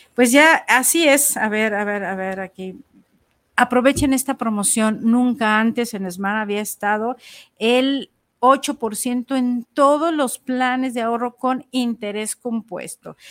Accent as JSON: {"language": "Spanish", "country": "Mexico", "said": "nosotros que lo tenemos aquí como mexicanos"}